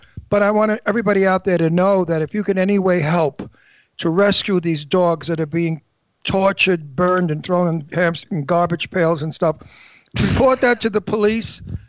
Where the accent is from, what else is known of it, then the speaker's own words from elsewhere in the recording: New York City, New York, United States; now in Palm Springs, United States; I came from the East River overlooking the Statue of Liberty, and it was called Brooklyn Heights. Back in those days when I lived there, it was poor people.